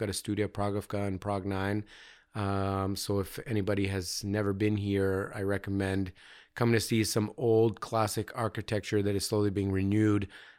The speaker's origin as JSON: {"language": "English", "town": "London", "region": "Ontario", "country": "Canada", "tie": "born there", "said": "I was born in 76 in London, Ontario, which is between Toronto and Detroit."}